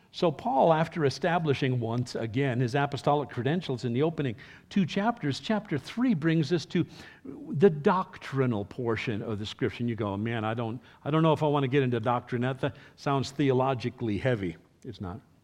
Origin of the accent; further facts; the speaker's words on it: New York City, New York, United States; first language English; moved away; I was raised in my youth uh, in New York City, where they developed such a dialect.